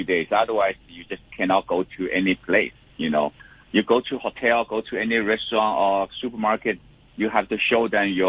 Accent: Shanghai, China; Yeah, I'm originally from Shanghai.

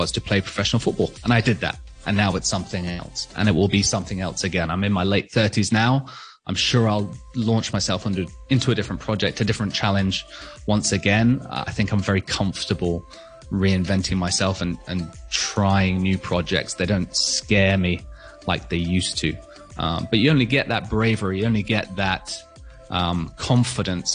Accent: Hong Kong; I was born and raised in Hong Kong

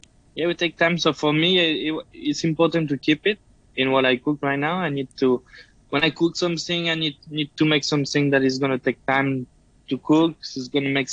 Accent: France; English is a second language; also born or lived in United States; Yeah, I did. I went to culinary school in France, and then I went to US to work a little bit when I was really younger.

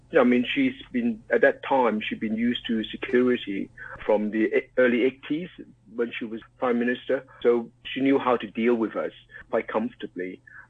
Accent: Hong Kong; was a policeman in Hong Kong from 1985 to 1997. I'm born and bred in Hong Kong

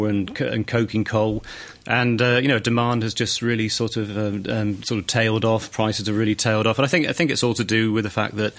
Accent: Australia; I come from Australia

